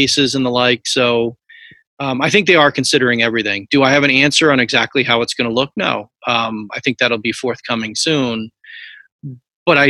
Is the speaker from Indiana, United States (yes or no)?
no; Newtown, Connecticut, United States; I grew up right on Main Street